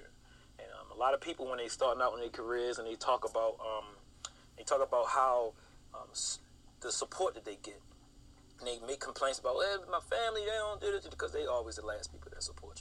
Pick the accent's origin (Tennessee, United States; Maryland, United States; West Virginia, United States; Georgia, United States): Maryland, United States; Baltimore; I'm from Baltimore